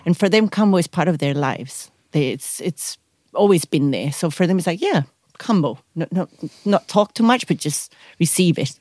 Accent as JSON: {"language": "English", "country": "Spain", "moved": "as an adult", "lives_now": "South Africa", "said": "I come from Spain, but I've been a nomad traveling the world for seven years now. I actually chose to stay here in South Africa."}